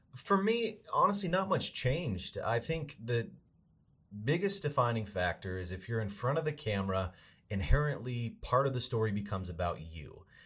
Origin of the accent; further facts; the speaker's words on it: Boise, Idaho, United States; moved away as an adult; also born or lived in Montana; I'm from Boise originally